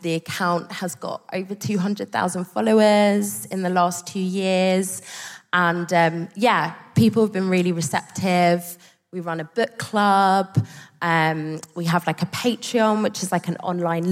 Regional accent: Margate, South East England, United Kingdom; we grew up in Margate, so these are my ends

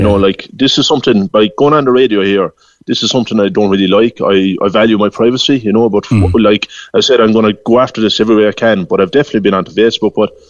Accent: Youghal, Munster, Ireland; I'm from Yall. Yall GA is my own club.

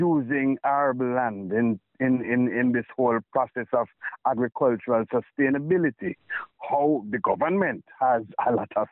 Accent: Jamaica; I operate as a Jamaican

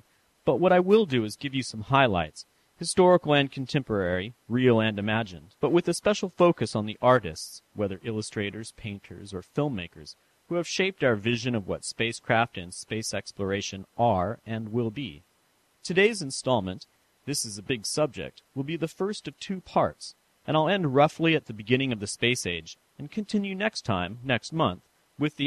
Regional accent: San Francisco, California, United States; moved away; I visited my hometown of San Francisco

